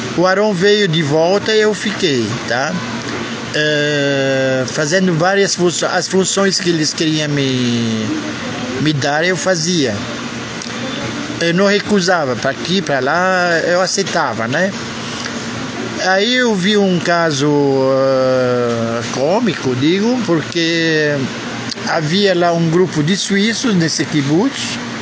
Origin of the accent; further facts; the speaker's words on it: Brazil; also born or lived in Israel; Eu venho do Brasil